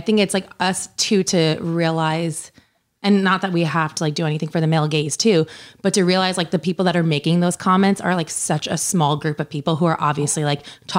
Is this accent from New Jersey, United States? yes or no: yes; New Jersey, United States; growing up in New Jersey